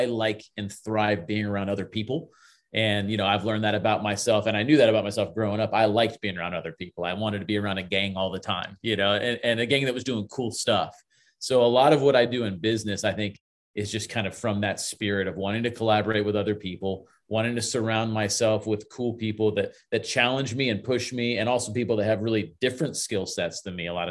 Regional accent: Lutz, Florida, United States; I grew up in Lutz, which when I grew up in Lutz, Florida, it was all orange groves and cow fields.

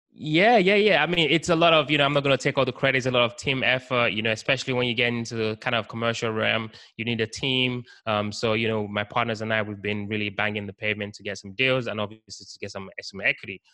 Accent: Nigeria; also born or lived in United Kingdom; now in Baltimore, United States; I was actually born in Nigeria, West Africa, and then lived in the UK for some time. So that's kind of where the accent came from

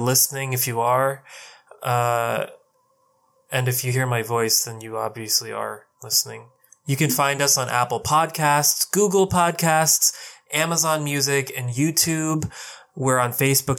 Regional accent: India; I'm Indian

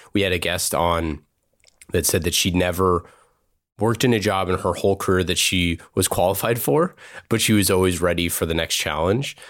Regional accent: Oakland, California, United States; I grew up in Oakland, across the street from, you know, San Francisco

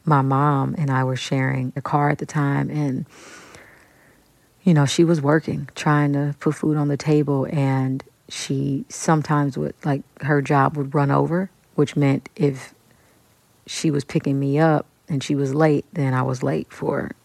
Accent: Kansas City, Kansas, United States; moved away as an adult; also born or lived in New York; I'm from Wyandotte County, Kansas City, Kansas

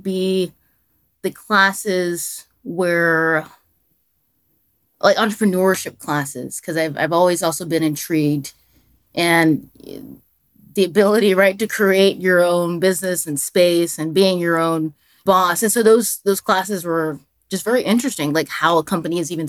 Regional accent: Dallas, Texas, United States; also born or lived in Albuquerque, New Mexico; now in Washington, D.C., United States; I'm a Texan. So for those who don't know, I'm from Dallas, Texas.

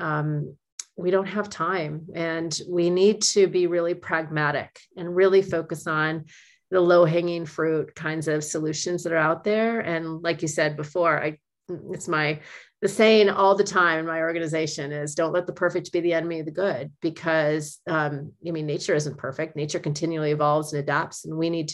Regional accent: Oregon, United States; moved away; also born or lived in California / Los Angeles; I was born in California, but I grew up in Oregon

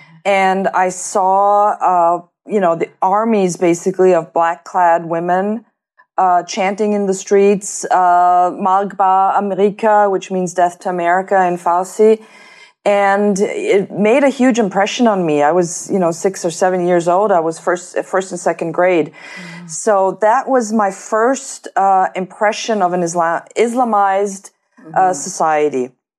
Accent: New York, United States; also born or lived in Geneva / Tehran; And I was born in Geneva, Switzerland. I grew up in New York. I went to kindergarten there. And then my father was transferred to the Austrian embassy in Tehran, in Iran.

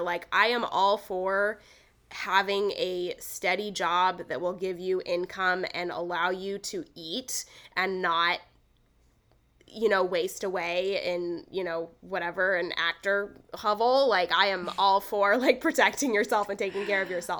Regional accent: Los Angeles, California, United States; I actually grew up in L A. Like, I grew up in East L A in the suburbs

